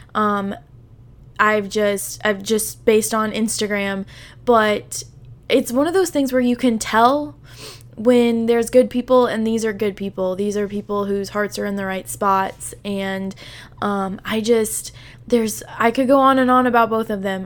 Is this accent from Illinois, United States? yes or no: yes; southern Illinois, United States; I live in, like, super southern Illinois, so, like, when I tell people that I'm from Illinois, I am not anywhere near Chicago